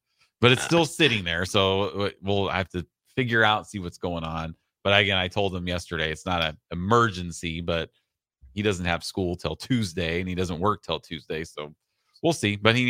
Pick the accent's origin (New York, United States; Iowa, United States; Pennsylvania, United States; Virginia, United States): Iowa, United States; born or raised there